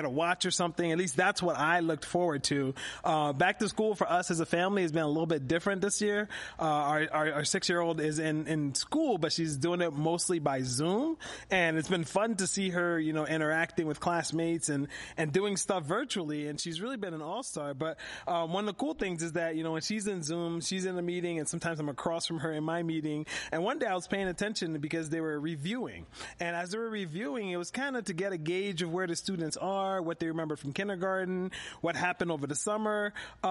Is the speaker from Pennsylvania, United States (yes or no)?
yes; Philadelphia, Pennsylvania, United States; moved away as an adult; also born or lived in Harrisburg area, Central Pennsylvania; now in Harrisburg, United States; as a kid growing up in Philadelphia